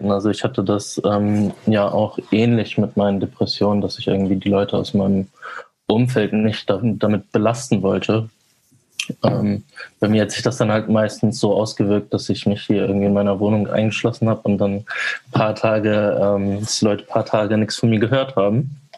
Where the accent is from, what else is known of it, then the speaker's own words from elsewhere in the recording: Vegesack, Bremen, Germany; Also ich bin auch in Fegesack zur Schule gegangen.